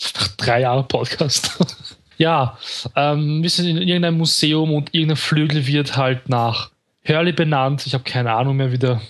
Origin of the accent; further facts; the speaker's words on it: Vienna, Austria; bei uns in Wien